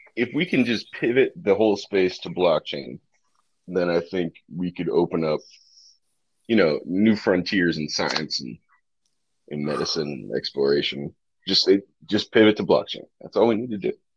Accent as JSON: {"language": "English", "region": "Northeast", "country": "United States", "moved": "yes", "said": "I'm from the Northeast originally. I married a Southerner"}